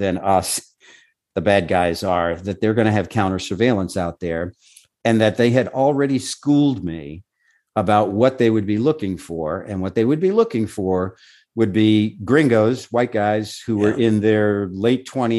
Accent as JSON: {"language": "English", "region": "New York", "country": "United States", "said": "We're from New York. We know how to work here."}